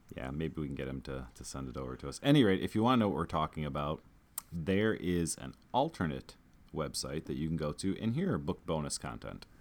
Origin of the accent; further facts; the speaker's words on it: Chicago, Illinois, United States; we're from Chicago